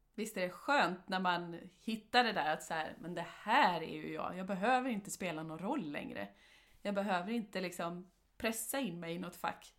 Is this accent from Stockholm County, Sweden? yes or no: yes; Åkersberga, Stockholm County, Sweden; now in Halmstad, Sweden; vi är ju uppvuxna i Åkersberga som ligger utanför Stockholm.